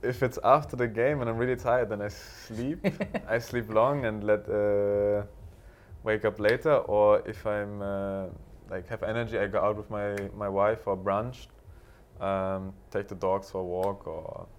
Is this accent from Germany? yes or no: yes; Berlin, Germany; English is a second language; the same club that I grew up in Berlin